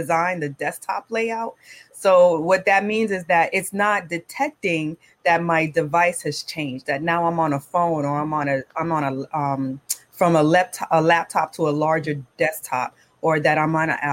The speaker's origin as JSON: {"language": "English", "town": "Miami", "region": "Florida", "country": "United States", "tie": "born or raised there", "moved": "yes", "lives_now": "Brooklyn, United States", "said": "Born and raised in Miami to Caribbean parents"}